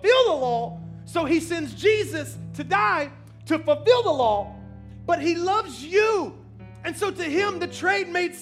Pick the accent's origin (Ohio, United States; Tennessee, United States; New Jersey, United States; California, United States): Tennessee, United States; Memphis; I was born and raised in Memphis